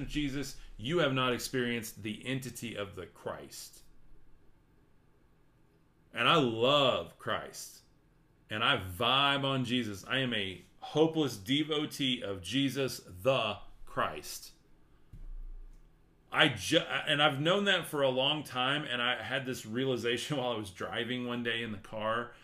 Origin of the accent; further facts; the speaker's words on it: Amarillo, Texas, United States; I am from Amarillo, right here, top of Texas, I-40 and I-27, right there